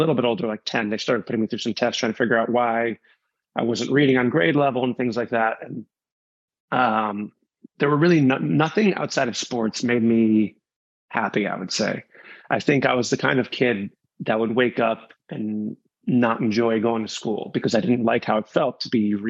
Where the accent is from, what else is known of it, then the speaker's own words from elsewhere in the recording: suburban New York City, United States; I grew up in suburban New York City.